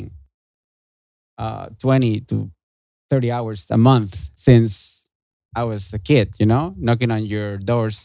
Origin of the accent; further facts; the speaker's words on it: Querétaro, Mexico; moved away as an adult; I was born and raised in Mexico. Mm-hmm. Querétaro City.